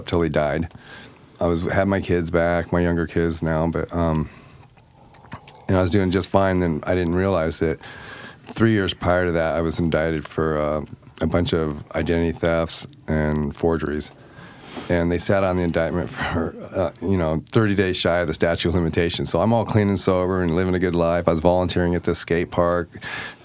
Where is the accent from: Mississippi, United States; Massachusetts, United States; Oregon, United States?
Oregon, United States; Eugene; also born or lived in Portland; I'm from Eugene, and I was up in Portland